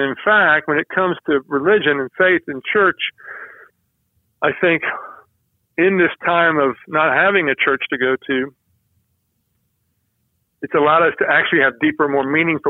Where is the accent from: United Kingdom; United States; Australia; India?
United States; the South; because I'm a Southerner who is a person of faith